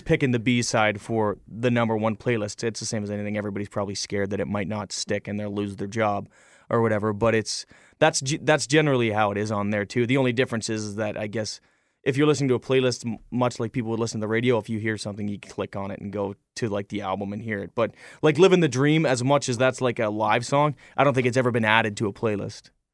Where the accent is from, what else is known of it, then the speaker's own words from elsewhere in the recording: Canada; We, we spend our whole lives in Canada